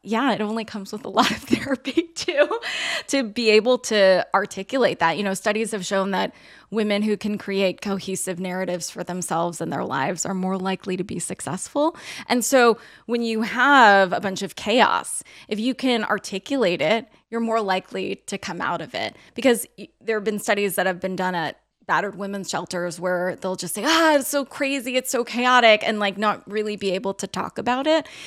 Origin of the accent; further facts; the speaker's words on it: outside of Los Angeles, California, United States; my family, we grew up outside of Los Angeles